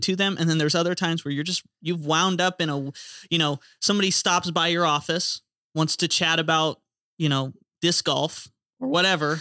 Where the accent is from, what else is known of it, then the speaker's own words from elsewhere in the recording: Florida, United States; growing up in Florida, baptisms are cool 'cause we use the ocean